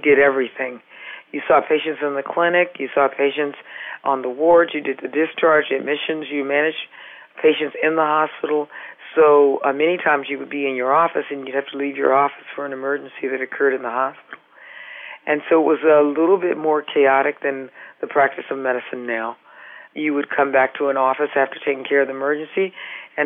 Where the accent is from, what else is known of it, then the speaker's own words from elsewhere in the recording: California, United States; now in Massachusetts, United States; I'm from California